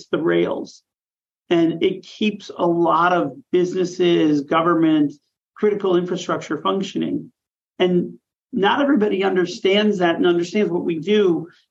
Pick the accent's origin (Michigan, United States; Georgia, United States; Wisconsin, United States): Wisconsin, United States; Milwaukee; moved away; I will always say the center of the universe, which is Milwaukee, Wisconsin